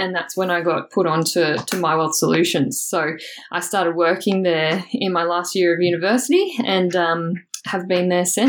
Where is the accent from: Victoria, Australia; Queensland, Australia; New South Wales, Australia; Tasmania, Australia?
Queensland, Australia; Toowoomba; So I guess I'm originally from Toowoomba, which is a little bit outside of Brisbane. So grew up born, bred, Toowoomba girl.